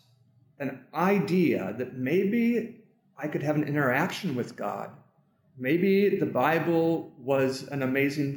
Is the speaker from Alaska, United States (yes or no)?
yes; Alaska, United States; also born or lived in Michigan; I was in Alaska. My parents had moved to Alaska. Mm. That's where I grew up. I was born in Michigan. You asked about that, but I grew up in Alaska.